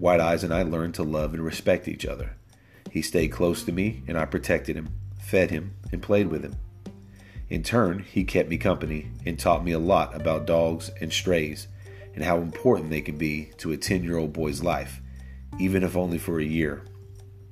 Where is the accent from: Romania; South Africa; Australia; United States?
United States; Tennessee; I began training dogs when I was just a boy growing up in Tennessee.